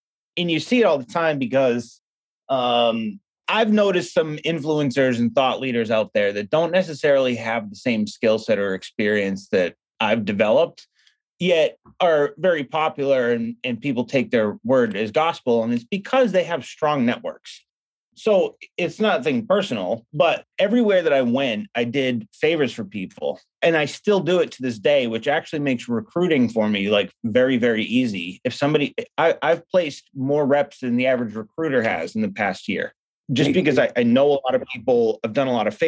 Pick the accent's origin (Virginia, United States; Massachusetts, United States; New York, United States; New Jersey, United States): Massachusetts, United States; Boston; moved away as an adult; also born or lived in Seattle; I grew up in Boston